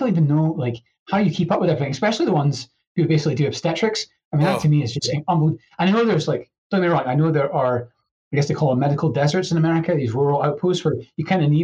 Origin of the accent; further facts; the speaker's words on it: Edinburgh, Scotland, United Kingdom; moved away; I grew up in Edinburgh, which is a very proper place.